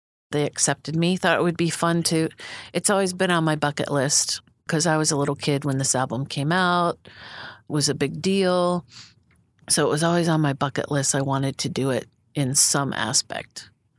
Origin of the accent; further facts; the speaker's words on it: Philadelphia area, Pennsylvania, United States; moved away as an adult; also born or lived in Pittsburgh / Wheaton, Illinois / Amsterdam, Netherlands / Boise; I was born in the Detroit area. I was raised in Pennsylvania, right on the outskirts of Philadelphia, and then also outside of Pittsburgh, and then back to Philadelphia.